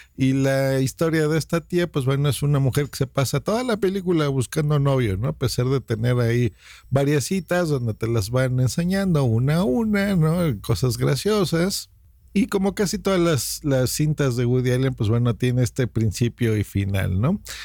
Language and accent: Spanish; Mexico City, Mexico; soy de la Ciudad de México